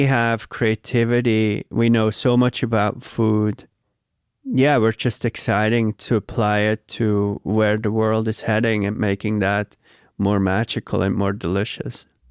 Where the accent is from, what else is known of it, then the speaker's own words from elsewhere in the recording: Switzerland; now in New York, United States; I grew up in Switzerland